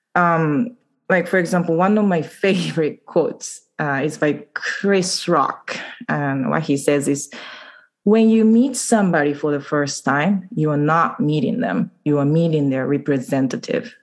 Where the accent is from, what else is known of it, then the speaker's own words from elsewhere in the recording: Okayama, Japan; English is a second language; moved away as an adult; also born or lived in upstate New York, United States / Canada / England; now in Vancouver, Canada; I was born and raised in Okayama, and uh, since I left Japan when I was 20, I've lived in three countries the US, upstate New York, Canada, and England